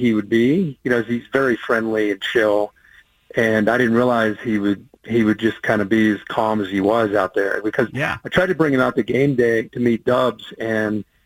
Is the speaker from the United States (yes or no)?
yes; Midwest, United States; where I grew up in the Midwest